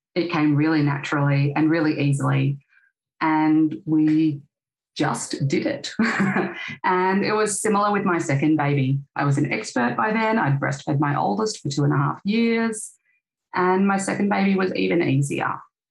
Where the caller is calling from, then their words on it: Queensland, Australia; I'm speaking from Quandamooka country in Queensland.